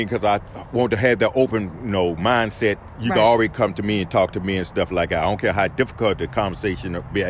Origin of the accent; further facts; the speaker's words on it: Colonial Beach, Virginia, United States; I'm from Colonial Beach, Virginia.